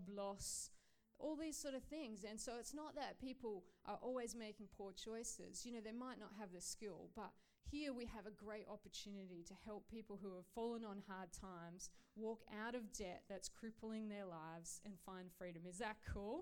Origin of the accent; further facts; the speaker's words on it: Australia; I grew up in Australia, and I had no context, really, of who God was